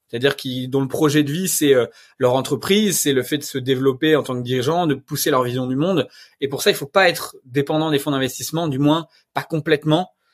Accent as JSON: {"language": "French", "region": "Normandy", "country": "France", "said": "je suis normand, je viens d'un village le gaulois"}